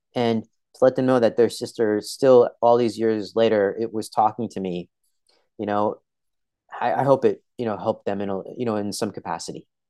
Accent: Edison, New Jersey, United States; I was born in Edison, New Jersey

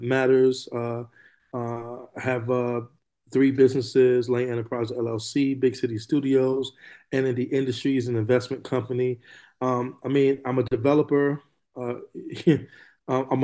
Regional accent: New York City, New York, United States; moved away as an adult; also born or lived in California; now in Moreno Valley, United States; I'm from New York City, but I live here in California now. I've been here for over 20 years now

